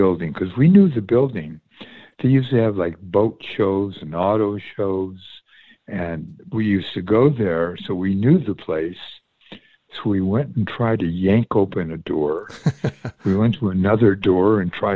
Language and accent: English; West Hollywood, California, United States; moved away as an adult; also born or lived in New York; now in Sedona, United States; And I was born in New York. And when I was 7 years old, my family and I moved to Southern California at the age of seven. And I grew up in West Hollywood